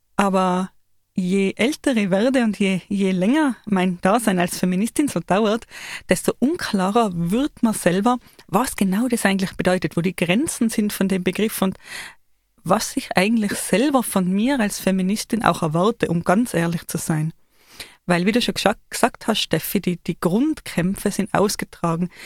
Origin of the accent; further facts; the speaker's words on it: Tyrol, Austria; wir Tiroler